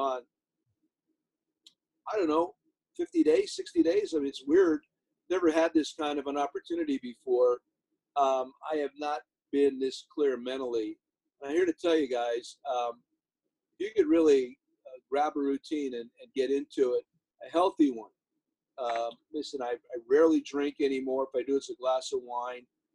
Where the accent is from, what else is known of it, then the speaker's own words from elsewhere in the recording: Hazleton, Pennsylvania, United States; now in Long Beach, United States; I grew up in Pennsylvania